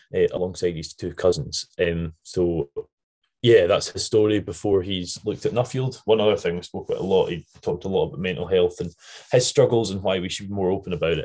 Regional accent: Scotland, United Kingdom; accent: Scottish; my Scottish accent

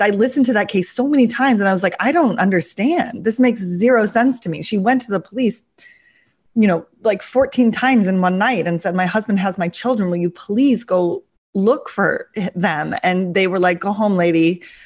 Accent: near Seattle, Washington, United States; moved away as an adult; also born or lived in Russia; I came back to Seattle because, um, it was near my hometown

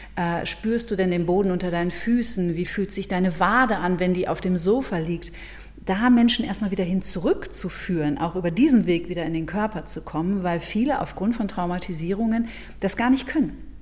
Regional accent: Ruhr area, North Rhine-Westphalia, Germany; now in Munich, Germany; ich komme ja, lebe ja in München, bin ursprünglich aus dem Ruhrgebiet

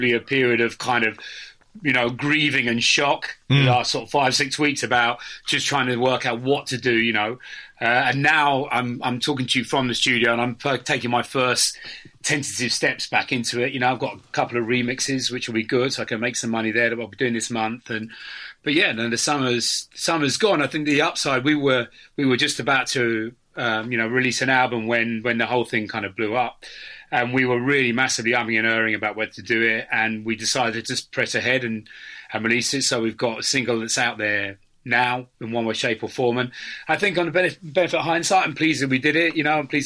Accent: Cambridge, East of England, United Kingdom; I grew up in Cambridge.

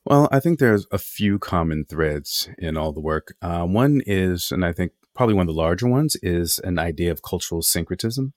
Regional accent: Los Angeles, California, United States; I grew up in Los Angeles

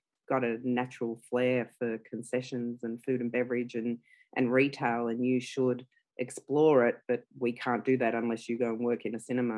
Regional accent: Australia; English is a second language; also born or lived in Italy; I immigrated to Australia with my family when I was 5, so I'm a first generation Australian

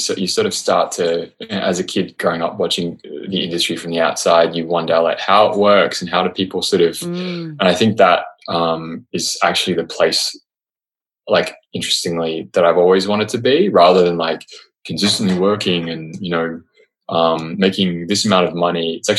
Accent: Australia; accent: Australian; And I have this weird hybrid of Australian and American, and then that is contributing to me losing my Australian accent.

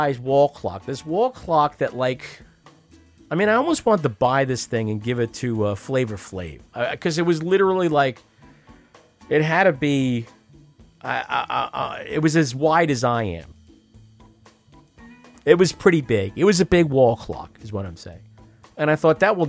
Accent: United States; I'm an American

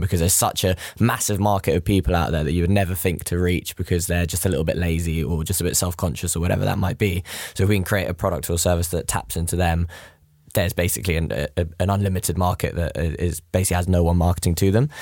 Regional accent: London, United Kingdom; I'm, I'm from West London.

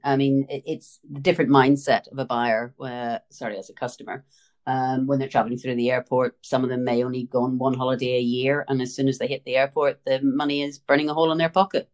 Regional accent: Northern Ireland, United Kingdom; as you can tell from the accent, I was born and raised in Northern Ireland.

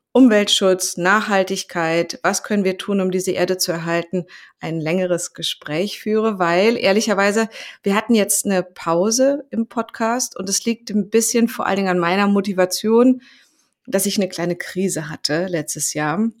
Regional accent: Greece; Für mich als Griechin

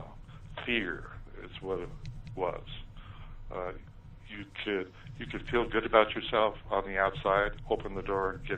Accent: Ogden, Utah, United States; when I was growing up in Ogden, Utah

